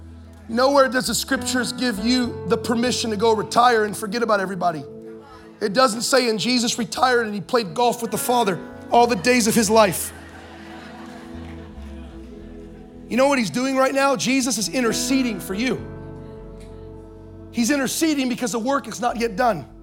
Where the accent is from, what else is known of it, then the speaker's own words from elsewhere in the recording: Anaheim, California, United States; I was born in Anaheim, California